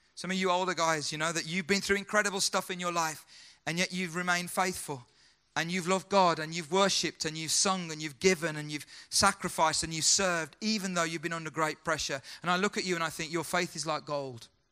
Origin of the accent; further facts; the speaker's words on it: United Kingdom; as a British guy